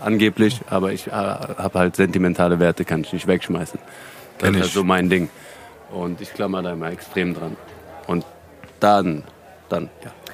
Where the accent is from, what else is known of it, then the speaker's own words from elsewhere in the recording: Hanau, Hesse, Germany; now in Frankfurt, Germany; Hanauer Jungs